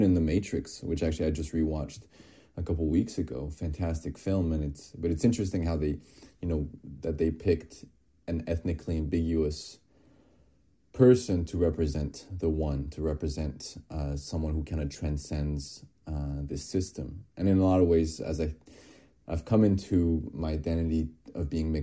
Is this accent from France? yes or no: yes; France; I was born and raised in France, you know, in a smaller town in the Alps.